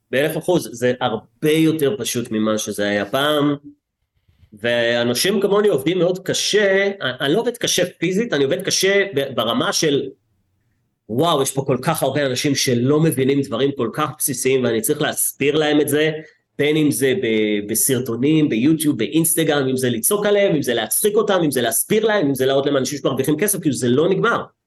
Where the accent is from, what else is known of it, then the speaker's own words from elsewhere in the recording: Herzliya, Tel Aviv District, Israel; גדלתי בהרצליה כמו איזה ילד מפונפן שהיה בצופים